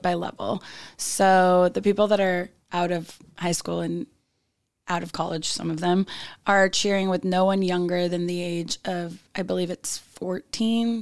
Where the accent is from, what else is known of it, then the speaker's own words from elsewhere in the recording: Roseville, California, United States; I'm from Roseville, California